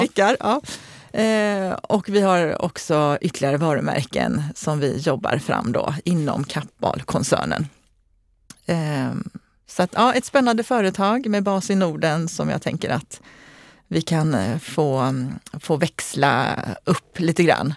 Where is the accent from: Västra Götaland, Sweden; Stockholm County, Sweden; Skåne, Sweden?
Skåne, Sweden; Eslöv; also born or lived in Lund / Kisa; now in Gothenburg, Sweden; jag kommer ursprungligen från Eslöv.